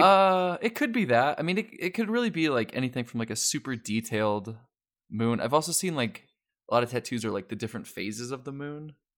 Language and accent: English; Colorado, United States; I'm from Colorado